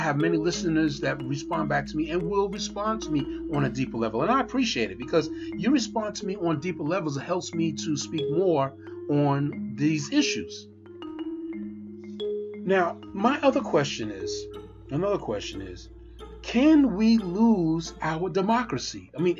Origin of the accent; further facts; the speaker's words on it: Pennsylvania, United States; And I mean, also here in Pennsylvania, I'm from Pennsylvania, a lot of people do it, mail-in ballots.